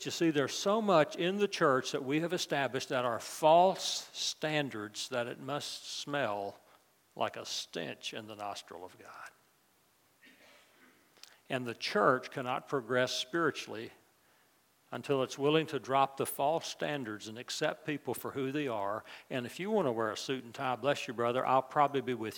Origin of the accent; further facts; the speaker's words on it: West Virginia, United States; moved away as an adult; also born or lived in New Orleans; Libby and I grew up in West Virginia